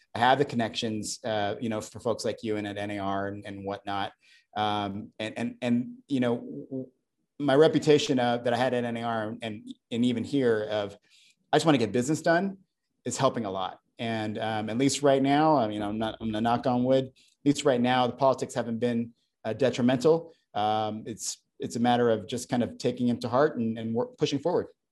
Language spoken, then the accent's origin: English; Alaska, United States; moved away; I grew up in Alaska